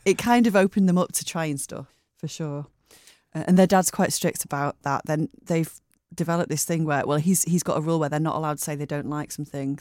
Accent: Bury, North West England, United Kingdom; moved away as an adult; also born or lived in Lake District / United States / Bray; now in Manchester, United Kingdom; I was born in Bury, uh, Fairfield Hospital, and grew up, I lived in Bury till I was, um, well, till I was eighteen

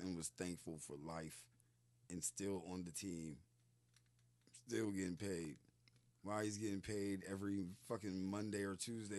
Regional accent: Pittsburgh, Pennsylvania, United States; I'm from Pittsburgh.

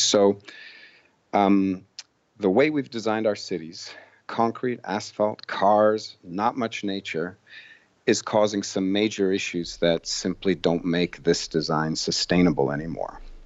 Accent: Boston, Massachusetts, United States; my hometown, Boston

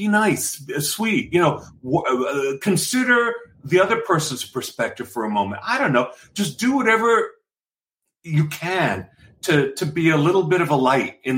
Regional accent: New York City, New York, United States; I'm just this kid from the Bronx

